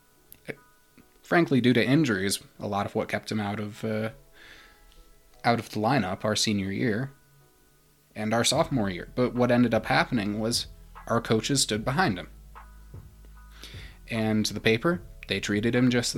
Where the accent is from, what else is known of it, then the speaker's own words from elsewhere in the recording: Manitou Springs, Colorado, United States; I'm from Manitou Springs